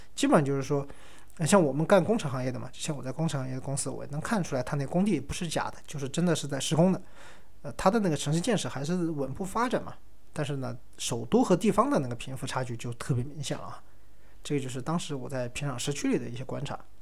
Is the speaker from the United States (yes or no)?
no; China; 我们一个中国人